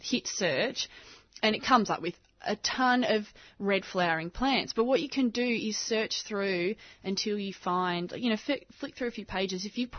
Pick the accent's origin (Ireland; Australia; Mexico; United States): Australia; I'm an Australian plant nut.